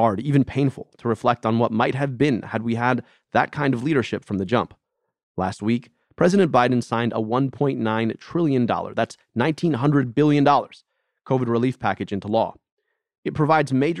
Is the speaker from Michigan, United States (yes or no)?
yes; Ann Arbor, Michigan, United States; my hometown of Ann Arbor